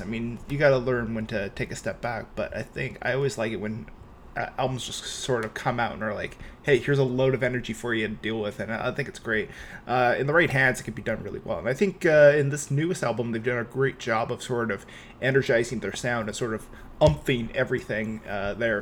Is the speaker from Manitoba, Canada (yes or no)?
no; Vancouver, British Columbia, Canada; I'm from Vancouver